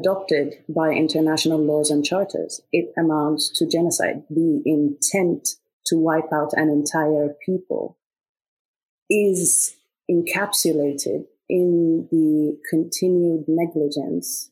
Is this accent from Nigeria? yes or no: no; Egypt; moved away; also born or lived in Sudan; I'm originally from Sudan, but I grew up in Egypt.